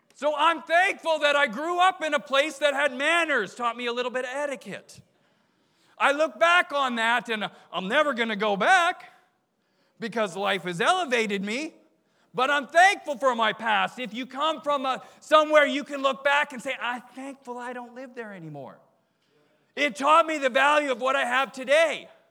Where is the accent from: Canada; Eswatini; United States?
Canada; moved away; I grew up in Canada